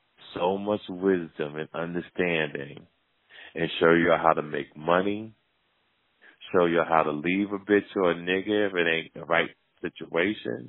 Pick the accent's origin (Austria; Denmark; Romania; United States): United States; Jersey City, New Jersey; my hometown, Jersey City